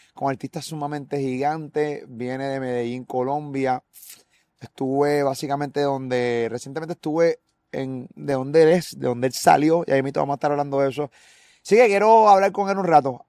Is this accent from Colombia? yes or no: no; Puerto Rico; nosotros como puertorriqueños